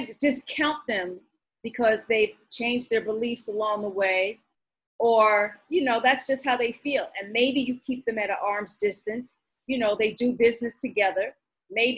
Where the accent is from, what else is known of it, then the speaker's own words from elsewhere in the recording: New York, United States; now in Los Angeles, United States; I'm from New York